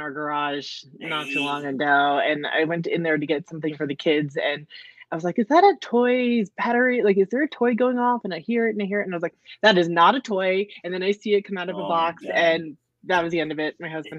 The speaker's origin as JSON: {"language": "English", "town": "New Rochelle", "region": "New York", "country": "United States", "tie": "born or raised there", "moved": "as an adult", "lives_now": "Las Cruces, United States", "said": "Las Cruces is filled with people who are not from Las Cruces, and I'm one of them. Okay. Yeah, I'm originally from New York. I grew up right outside of New York City."}